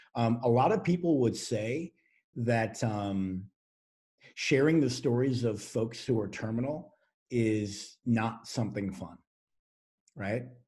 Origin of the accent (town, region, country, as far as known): United States